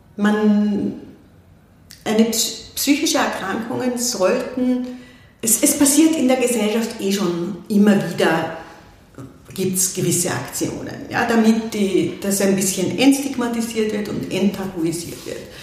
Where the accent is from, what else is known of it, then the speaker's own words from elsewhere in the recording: Austria; also born or lived in Vienna, Austria; now in Klosterneuburg, Austria; Ich bin am Land groß geworden